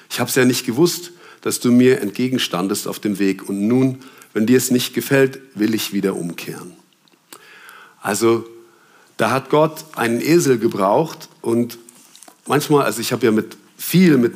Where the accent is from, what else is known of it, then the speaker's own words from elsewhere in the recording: Germany; also ich bin in Deutschland aufgewachsen, sechs ist da die schlechteste Note.